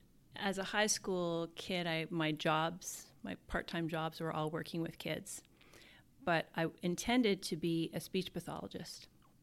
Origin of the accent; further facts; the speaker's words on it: Alberta, Canada; also born or lived in Yellowknife, Canada; I say I'm from Alberta because I lived in so much of it. In the north, it was not, picking up and moving for an opportunity was second nature. So living in Yellowknife it's such a vibrant, welcoming community.